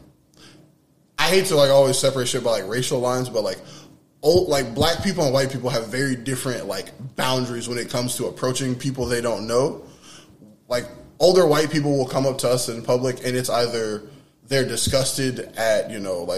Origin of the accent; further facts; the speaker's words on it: Mississippi, United States; when I was growing up in Mississippi.